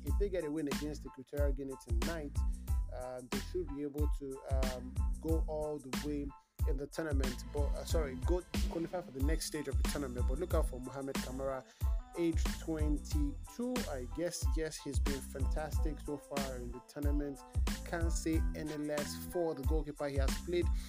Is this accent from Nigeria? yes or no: yes; Nigeria; English is a second language; I'm a Nigerian Yoruba boy